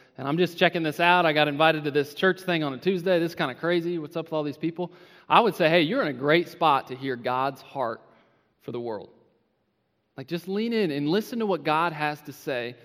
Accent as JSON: {"language": "English", "town": "Independence", "region": "Missouri", "country": "United States", "said": "I'm from Independence, Missouri"}